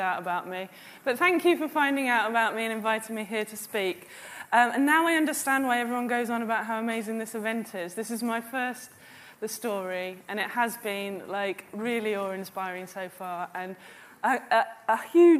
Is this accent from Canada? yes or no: no; London, United Kingdom; I was born in the London Borough of Ealing in 1979